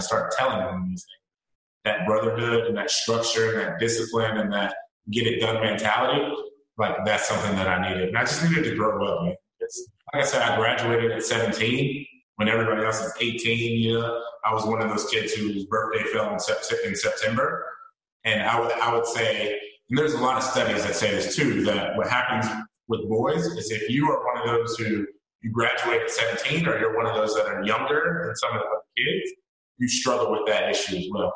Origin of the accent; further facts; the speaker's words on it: North Carolina, United States; moved away as an adult; also born or lived in Washington State; I'm from North Carolina originally, so they're here and I'm in Washington State.